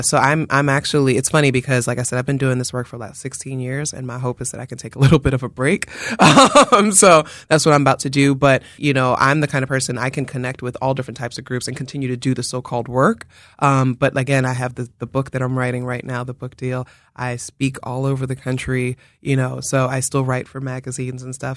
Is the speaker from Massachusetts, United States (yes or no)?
no; New York City, New York, United States; moved away as an adult; now in Philadelphia, United States; I'm from the Bronx